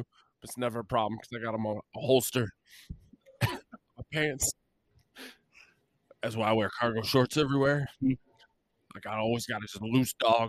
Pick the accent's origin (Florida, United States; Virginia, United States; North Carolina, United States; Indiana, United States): Virginia, United States; I personally hate the royal family because I'm from Virginia. We don't have royalty in Virginia.